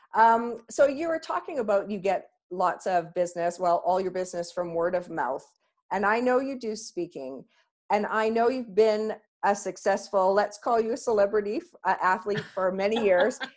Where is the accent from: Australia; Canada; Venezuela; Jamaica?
Canada; we're so Canadian